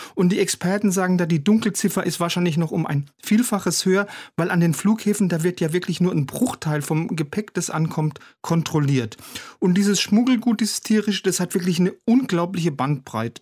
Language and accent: German; Germany; bei uns in Deutschland